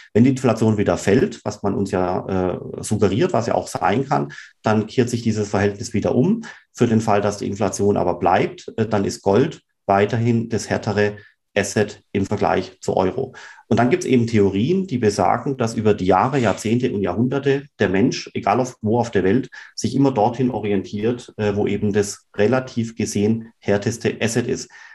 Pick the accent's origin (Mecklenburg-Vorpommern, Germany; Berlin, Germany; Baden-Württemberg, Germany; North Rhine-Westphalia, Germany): Baden-Württemberg, Germany; Swabia, Rems-Murr district; Ich selber bin ja aufgewachsen im Schwabenland, da im Bremsburg-Kreis